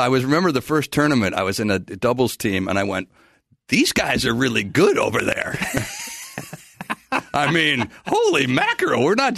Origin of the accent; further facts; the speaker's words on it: Wisconsin, United States; I'm from Wisconsin